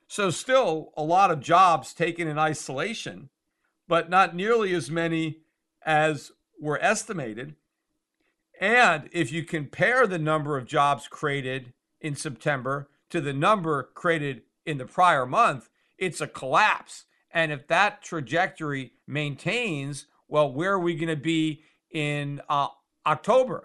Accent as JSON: {"language": "English", "country": "United States", "said": "as an American"}